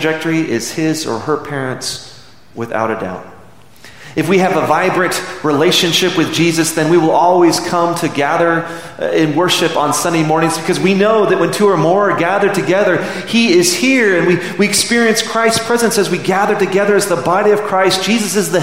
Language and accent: English; Midland, Texas, United States; now in Amarillo, United States; when I was a boy growing up in Midland, 4 hours south of here, it's very similar to Amarillo except without the snow.